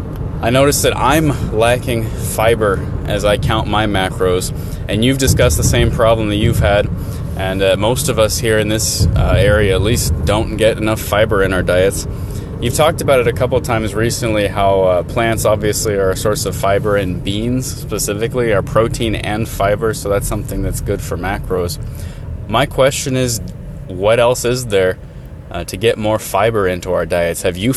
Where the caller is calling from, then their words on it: Midwest, United States; I'm a listener from the Midwest here in the United States.